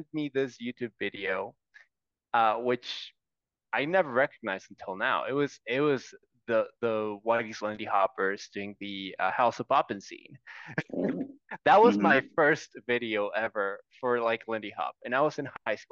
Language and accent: English; Tijuana, Baja California, Mexico; now in Guadalajara, Mexico; I grew up in Tijuana.